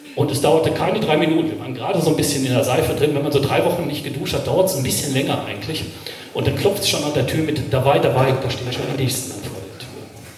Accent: Ruhr area, North Rhine-Westphalia, Germany; ich komme aus dem Ruhrgebiet, also ich weiß, wo die Kohle wirklich schwarz ist.

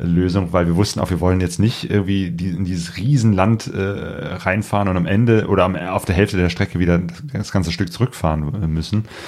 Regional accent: Germany; wir als Deutsche

